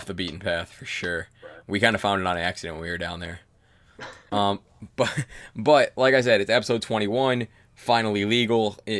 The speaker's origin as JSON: {"language": "English", "town": "Cleveland", "region": "Ohio", "country": "United States", "said": "I'm from Cleveland"}